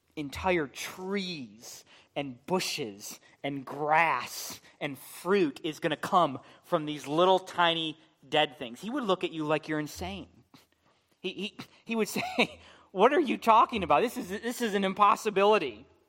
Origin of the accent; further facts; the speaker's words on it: United States; as American Christians